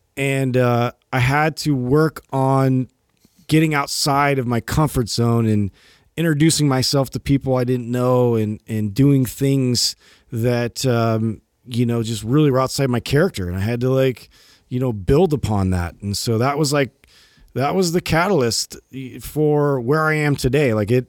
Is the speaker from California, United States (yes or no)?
yes; California, United States; we're like from California and like there's no real weather concerns here.